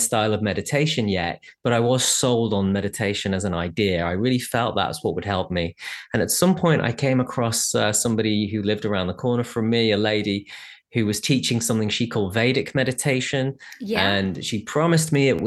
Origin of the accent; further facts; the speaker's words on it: England, United Kingdom; being English